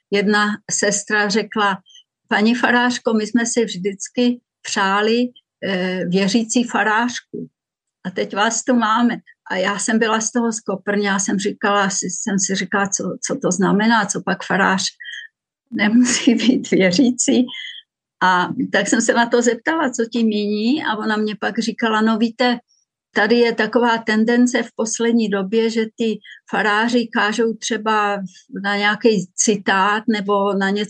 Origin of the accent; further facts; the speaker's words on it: Moravian Wallachia, Czechia; díky tomu, že jsem vyrostla na faře a na Valašsku mezi písmáky